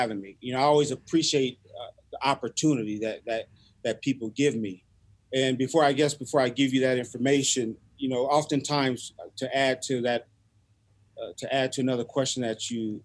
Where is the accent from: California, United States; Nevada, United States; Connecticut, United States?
California, United States; Los Angeles; growing up in South Central L.A.